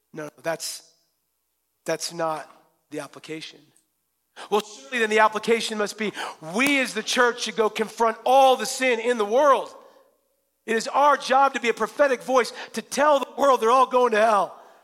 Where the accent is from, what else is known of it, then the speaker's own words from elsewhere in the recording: Western Washington, United States; I'm from Western Washington